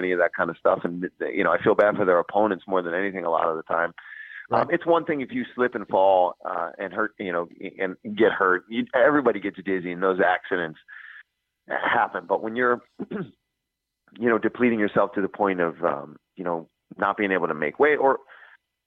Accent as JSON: {"language": "English", "town": "Philadelphia", "region": "Pennsylvania", "country": "United States", "tie": "born or raised there", "said": "We're close to my hometown"}